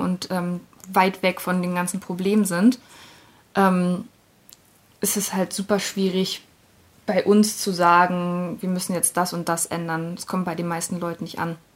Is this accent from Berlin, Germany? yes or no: yes; Berlin, Germany; Ich bin ja in Berlin aufgewachsen, auch in Kreuzberg